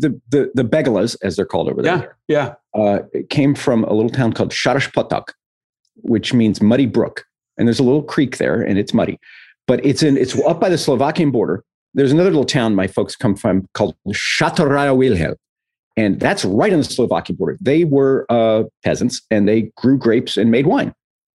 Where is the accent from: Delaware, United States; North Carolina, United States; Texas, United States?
Texas, United States; moved away; for a small town boy in Texas